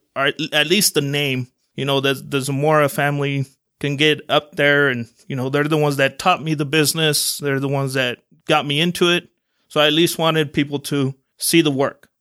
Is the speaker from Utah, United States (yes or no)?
yes; Salt Lake City, Utah, United States; also born or lived in Guadalajara, Mexico; my parents ended up coming to Salt Lake. Uh, my dad had a job already set up here, so we a-, all ended up coming over here 'cause of that. And we pretty much grew up in the Glendale area